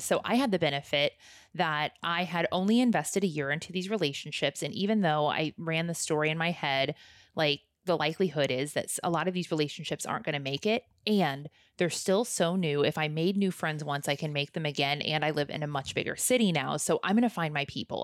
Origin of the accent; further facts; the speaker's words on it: Midwest, United States; moved away; I grew up in the Midwest, so I grew up in the Bible Belt